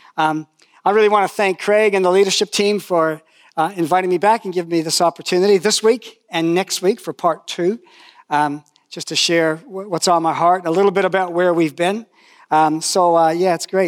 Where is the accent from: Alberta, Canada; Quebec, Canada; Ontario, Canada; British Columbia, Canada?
Ontario, Canada; Toronto area; I met Jesus, I went to high school there